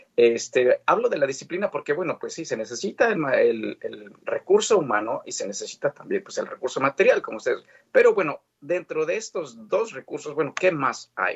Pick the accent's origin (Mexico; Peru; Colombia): Mexico; moved away as an adult; now in Canada; los lazos como mexicano eh, apoyando a mi país